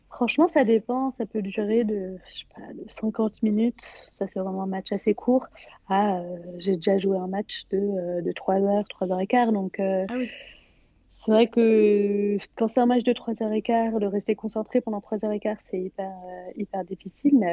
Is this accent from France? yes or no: no; England, United Kingdom; je, suis déjà franco-britannique, donc je parle, enfin, je suis anglaise, euh, donc je parle couramment l'anglais, mais je parle aussi italien et, espagnol.